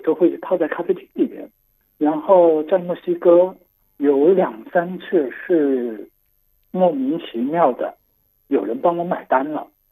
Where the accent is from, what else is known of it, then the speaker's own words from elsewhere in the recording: Guangdong, China; Chinese is a second language; 我是广东人，所以我就不太会说纯正的